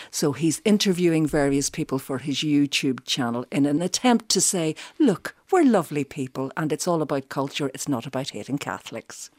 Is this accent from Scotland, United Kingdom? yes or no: no; South County Derry, Northern Ireland, United Kingdom; moved away as an adult; also born or lived in Belfast; now in Dublin, Ireland; I'm from County Derry, South Derry originally